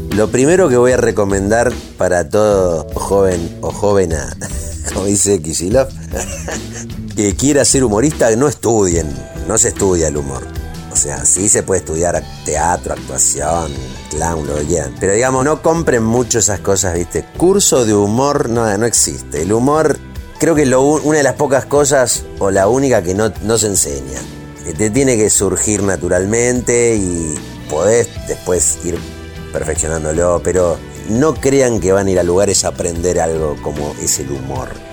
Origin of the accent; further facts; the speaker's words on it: Argentina; me crié en los 80